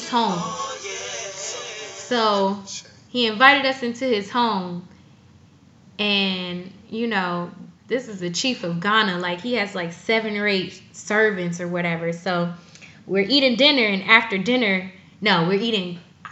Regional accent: Ecorse, Michigan, United States; now in Atlanta, United States; I'm from Michigan. Like, I'm from Detroit, from Ecorse

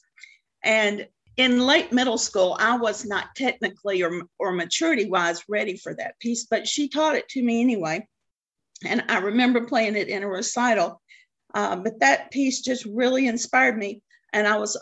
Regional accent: Macon, Georgia, United States; also born or lived in Stone Mountain, Georgia / Atlanta, Georgia / Athens, Georgia; I grew up in Macon, Georgia. And when I was in ninth grade, we moved up to the Atlanta area, and we moved to the Stone Mountain area

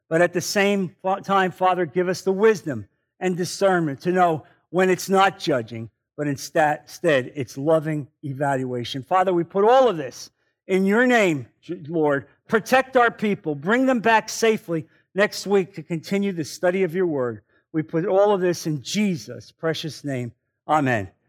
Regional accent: New Jersey, United States; now in Naples, United States; I'm from New Jersey.

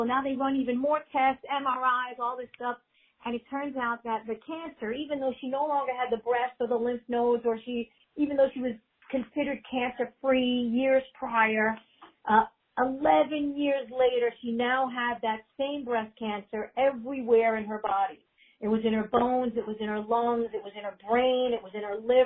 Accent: New York City, New York, United States; also born or lived in Manhattan; I grew up, I'm a native New Yorker. I've been here 51 years, going on 52 years. I grew up in Queens, New York

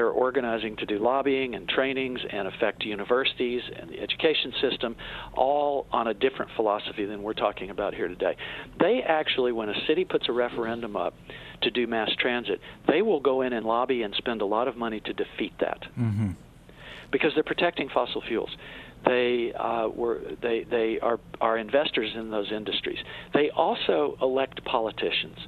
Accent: Tennessee, United States; I'm from Tennessee

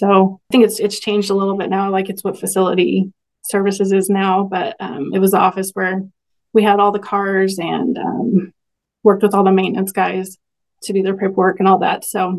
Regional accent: Stanberry, Missouri, United States; I grew up in Stanbury, which is pretty close to Maryville.

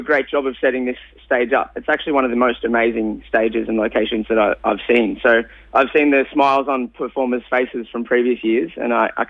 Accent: Shepparton, Victoria, Australia; I grew up in Shepparton my whole life.

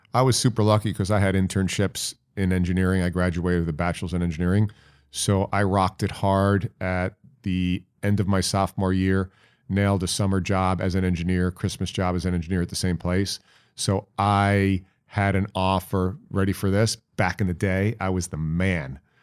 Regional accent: Syosset, New York, United States; also born or lived in Dayton, Ohio; my hometown, Syosset, New York

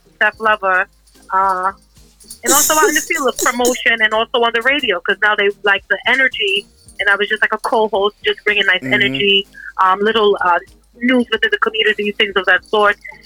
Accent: New York City, New York, United States; I'm born and raised in Brooklyn. My mother and father are from Guyana.

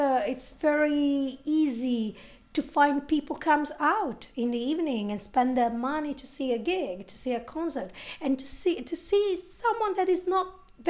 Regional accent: Italy; English is a second language; moved away as an adult; now in London, United Kingdom; I'm from Italy. I moved here to London 4 years ago.

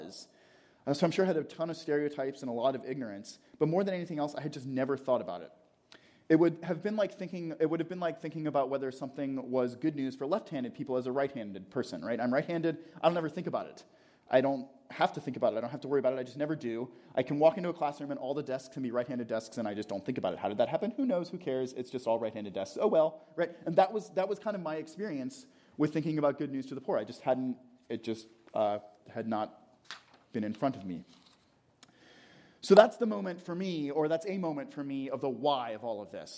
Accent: Atlanta, Georgia, United States; I grew up in Atlanta

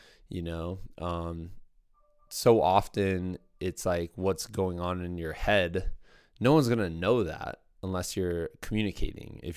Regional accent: Muscatine, Iowa, United States; my hometown, Muscatine, Iowa

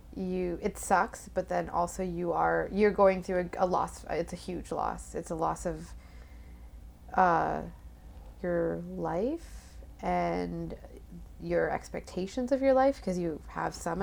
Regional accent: Toronto, Ontario, Canada; born or raised there; also born or lived in Bangladesh / Nunavut

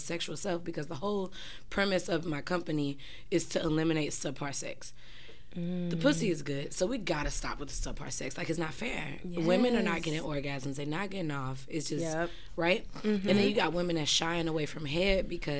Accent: St. Louis, Missouri, United States; now in Florida, United States; I'm from St. Louis, but I live in Florida.

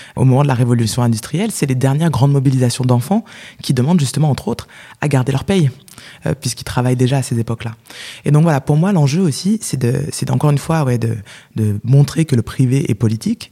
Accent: France; moi je suis né en France

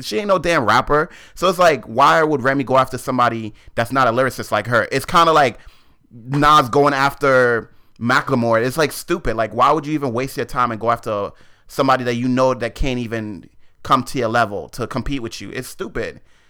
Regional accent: Queens, New York, United States; I'm from Queens.

